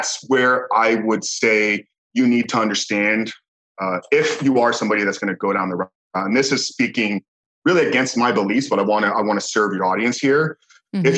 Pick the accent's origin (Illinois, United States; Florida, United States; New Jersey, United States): Florida, United States; Tampa; born and raised in Tampa, Florida, and still residing here today